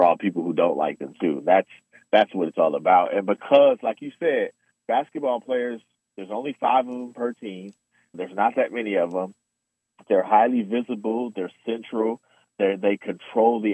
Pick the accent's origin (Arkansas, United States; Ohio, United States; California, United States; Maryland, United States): California, United States; Oakland; I'm from Oakland